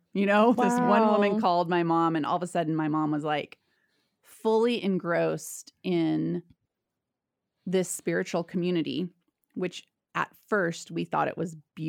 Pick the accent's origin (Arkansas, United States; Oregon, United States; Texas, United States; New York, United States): Oregon, United States; also born or lived in Idaho; We settled in Southern Oregon on a cult. So I grew up on a spiritual commune in the hills of Southern Oregon.